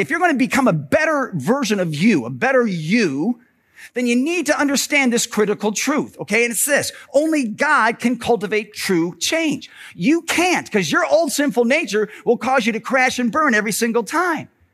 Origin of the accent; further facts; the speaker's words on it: Parma, Ohio, United States; when I was in grade school and I was growing up in Parma, my dad was the pastor at Bethany Lutheran Church on Ridge Road there in Parma.